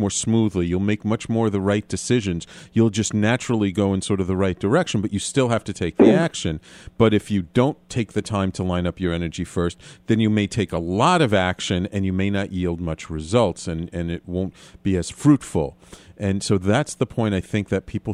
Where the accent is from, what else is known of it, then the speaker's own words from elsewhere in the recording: New York, United States; a native New Yorker like myself